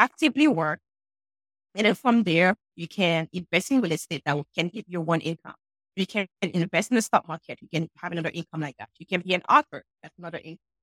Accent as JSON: {"language": "English", "country": "Haiti", "moved": "yes", "lives_now": "New Hampshire, United States", "said": "I'm sure you guys can hear an accent. And yes, I'm from Haiti, but I'm in New Hampshire where it's very cold right now."}